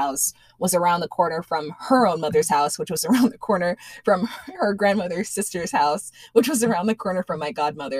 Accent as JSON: {"language": "English", "town": "Elmont", "region": "New York", "country": "United States", "tie": "born or raised there", "moved": "yes", "lives_now": "Central Florida, United States", "said": "we had moved from our little nook in Elmont, that's in Nassau County"}